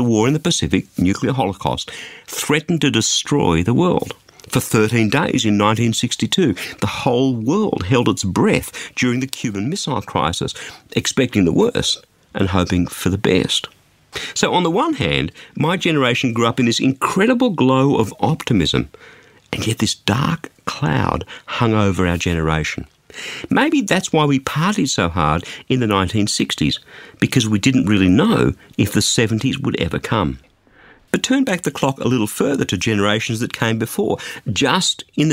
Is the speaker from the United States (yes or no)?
no; Australia; as an Australian